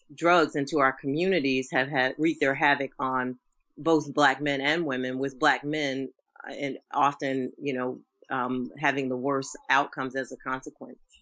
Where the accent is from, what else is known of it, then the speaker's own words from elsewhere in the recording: Norfolk, Virginia, United States; I'm from Norfolk, Virginia. Shout out to um, the Tidewater area